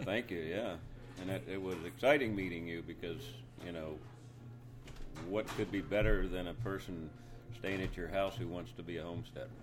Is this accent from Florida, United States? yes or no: no; Lancaster County, Pennsylvania, United States; moved away as an adult; also born or lived in North Carolina; I was born and raised in Lancaster County, Pennsylvania